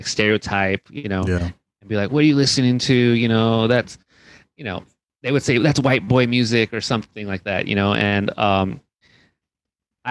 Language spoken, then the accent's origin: English; Rialto, California, United States; I grew up in Rialto, California, which is about 60 miles east of Los Angeles